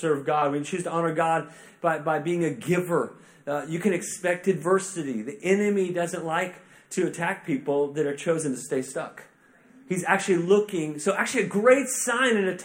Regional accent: Tulsa, Oklahoma, United States; now in Kansas City, United States; I'm actually originally from Tulsa, which is like, that's Oklahoma

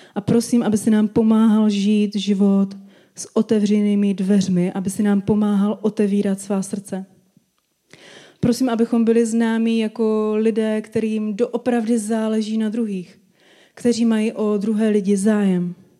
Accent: Czechia

